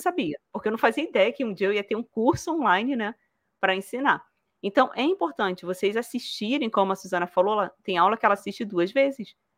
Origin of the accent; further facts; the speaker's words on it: Rio de Janeiro, Brazil; accent: carioca; now in Toledo, Brazil; Eu morava no Rio de Janeiro